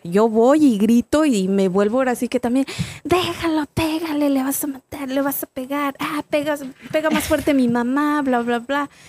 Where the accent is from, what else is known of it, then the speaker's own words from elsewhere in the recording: Salinas, San Luis Potosí, Mexico; now in Atlanta, United States; yo soy de un... Ahorita ya está un poquito más este, avanzado, pero es un pueblo literal de, San Luis Potosí